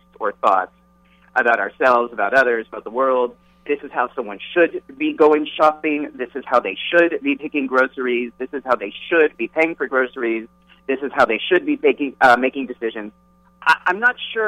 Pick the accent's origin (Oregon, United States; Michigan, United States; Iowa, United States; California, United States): California, United States; I come from California, right? And I grew up in the 70s and 80s